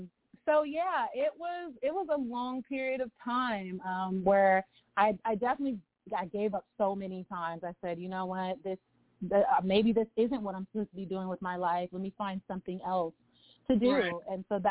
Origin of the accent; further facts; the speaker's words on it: Lompoc, California, United States; moved away; also born or lived in Los Angeles; I was born in LA, but I was raised in Santa Barbara County in Lompoc.